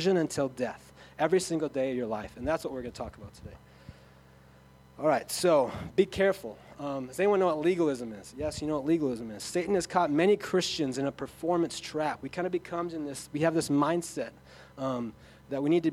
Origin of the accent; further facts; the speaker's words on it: Sioux Falls, South Dakota, United States; I come from Sioux Falls where people, the Holy Spirit is either mystical or it's nothing.